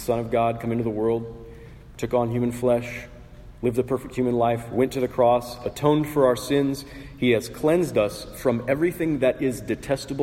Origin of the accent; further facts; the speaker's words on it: Portland, United States; I was born in Portland, which comes with certain bragging rights.